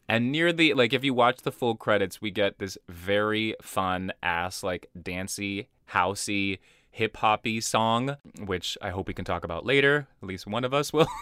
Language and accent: English; Brazil; moved away; growing up in Brazil